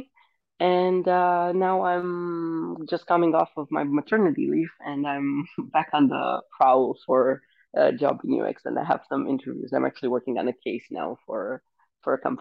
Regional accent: Romania; moved away as an adult; now in Denmark; I'm originally from Romania

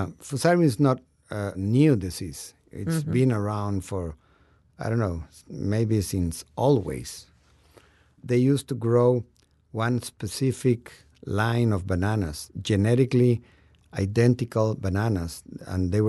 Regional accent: Guatemala; I'm from Guatemala.

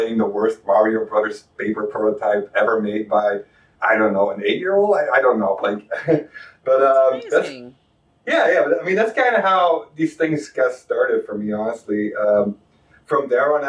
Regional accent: Belgium; moved away as an adult; now in Ohio, United States; I'm from Belgium. That's why I have a weird accent.

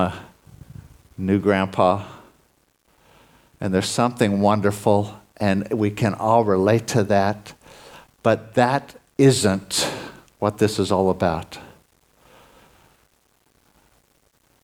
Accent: United States; moved away; I'm originally from the States

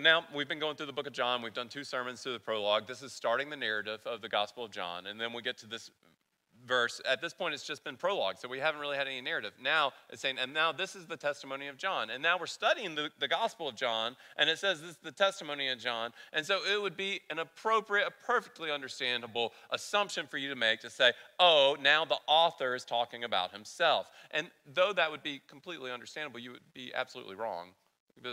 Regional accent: the South, United States; accent: southern; My southern accent's going to come out

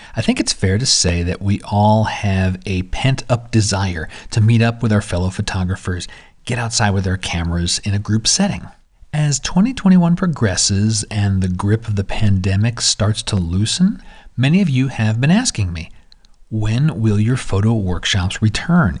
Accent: San Diego, California, United States; San Diego, my hometown

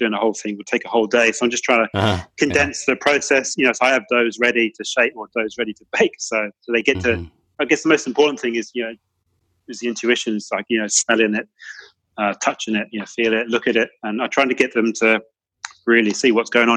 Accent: Cornwall, South West England, United Kingdom; now in Melbourne, Australia; I'm from Cornwall

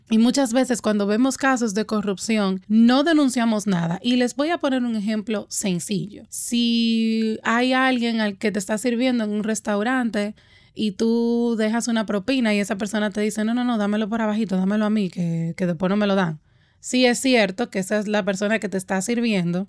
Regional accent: Dominican Republic; mi país, República Dominicana

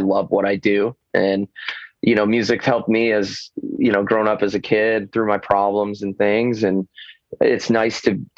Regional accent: Michigan, United States; now in Florida, United States; I played the drums growing up in Michigan. And when I moved to Florida

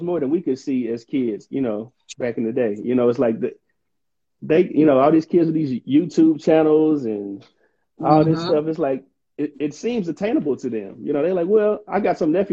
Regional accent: Mississippi, United States; moved away as an adult; now in Atlanta, United States; I'm from the South, you know, Mississippi originally

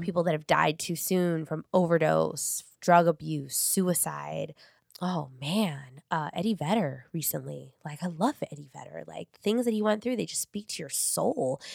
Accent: Long Beach, California, United States; I grew up in North Long Beach, like, Paramount.

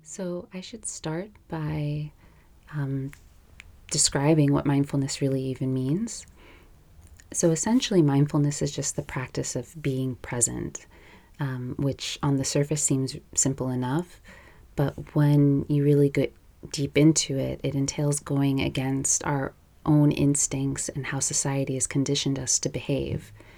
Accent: New York City, New York, United States; moved away as an adult; now in Los Angeles, United States; I live in Los Angeles now. I'm originally from New York

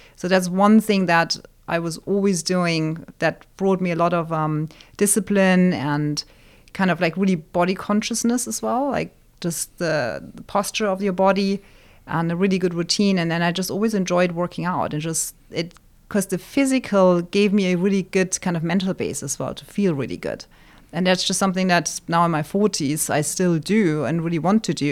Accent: Wiesbaden, Hesse, Germany; now in Arizona, United States; born, born and raised in Germany in a town called Wiesbaden, which is just outside of Frankfurt

